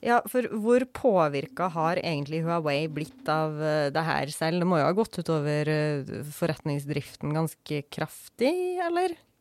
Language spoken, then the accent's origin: Norwegian; Norway; Som nordmann